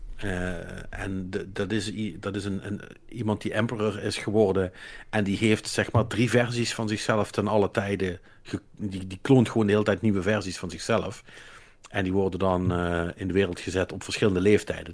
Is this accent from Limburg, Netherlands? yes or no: yes; Limburg, Netherlands; als Limburgers